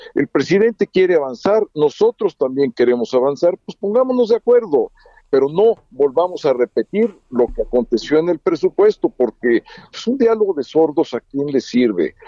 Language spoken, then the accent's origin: Spanish; Mexico; somos mexicanos